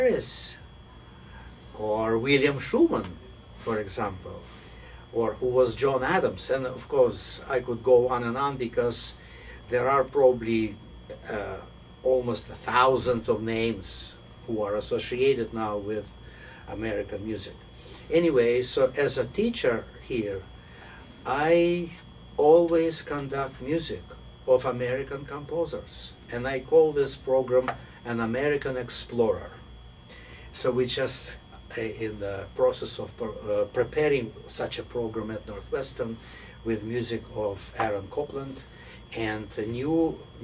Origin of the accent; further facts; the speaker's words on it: Moscow, Russia; moved away as an adult; also born or lived in Kyiv; now in United States; my family came from Kyiv, but I grew up in Moscow